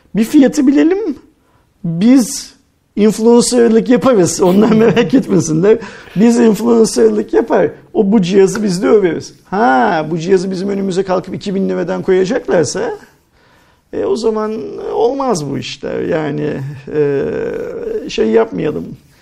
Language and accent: Turkish; Turkey; Ancak biz Türk'üz